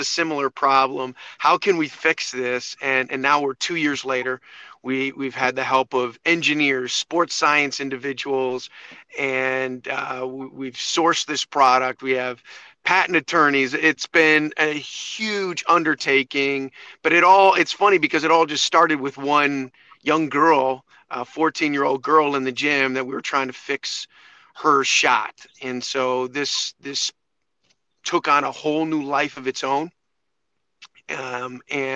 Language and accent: English; Chicago, Illinois, United States; also born or lived in Ohio / Costa Rica; I grew up in the Chicagoland area